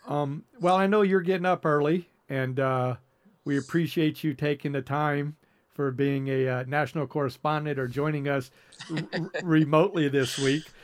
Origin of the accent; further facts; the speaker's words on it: the South, United States; growing up in the South